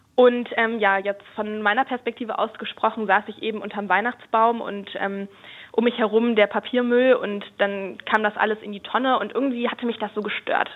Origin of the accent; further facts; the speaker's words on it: Germany; bei uns in Deutschland